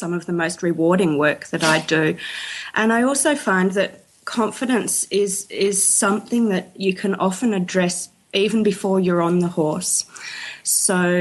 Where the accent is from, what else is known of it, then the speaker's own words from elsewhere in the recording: Tasmania, Australia; moved away as an adult; now in Melbourne, Australia; I grew up in Tasmania, which is that small island to the south of Australia.